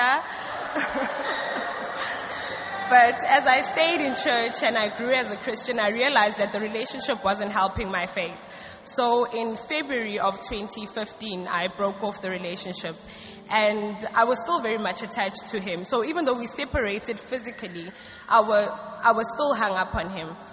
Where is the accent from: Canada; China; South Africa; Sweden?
South Africa; now in Ghana; I'm a student of ABMTC Mampong and I'm from South Africa